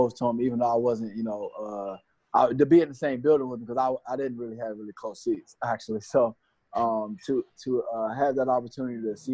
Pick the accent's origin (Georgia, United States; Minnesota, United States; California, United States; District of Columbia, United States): District of Columbia, United States; Washington; moved away; growing up, where I grew up in Southeast Washington, D.C.